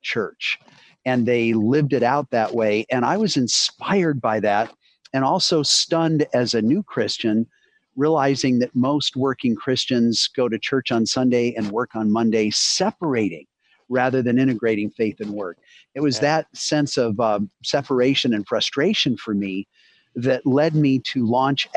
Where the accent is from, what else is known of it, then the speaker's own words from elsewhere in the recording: Boulder, Colorado, United States; moved away as an adult; now in Cincinnati, United States; I grew up in Boulder, Colorado, on the front range of the Rocky Mountains